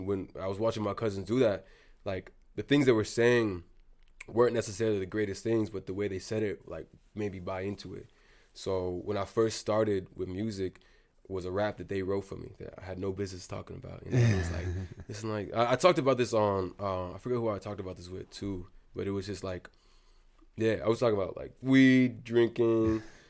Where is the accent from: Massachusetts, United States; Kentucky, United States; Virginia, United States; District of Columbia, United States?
Massachusetts, United States; Wellesley; but I spent a lot of time in Boston, and aside from like all like me growing up in Wellesley, you know what it's like, bro. Like, when I first got here, I was the new kid.